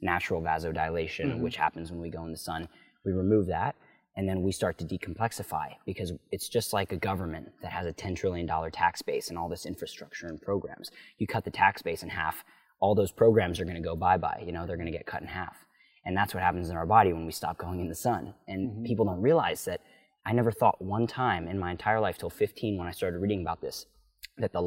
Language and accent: English; Philadelphia, Pennsylvania, United States; now in Encinitas, United States; I was from Philadelphia, born and raised, so I had to, West Philadelphia